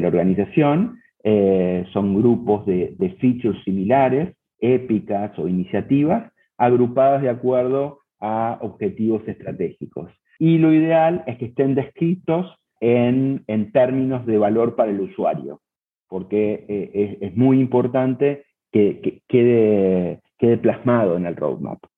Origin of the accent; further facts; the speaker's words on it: Buenos Aires, Argentina; moved away as an adult; now in Cancún, Mexico; soy argentino, nací en Buenos Aires, pero desde hace ocho años vivo en México, en la ciudad de Cancún